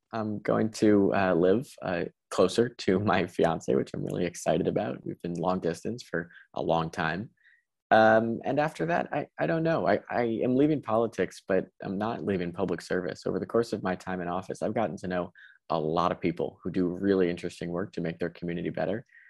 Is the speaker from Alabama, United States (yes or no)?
no; Connecticut, United States; in my hometown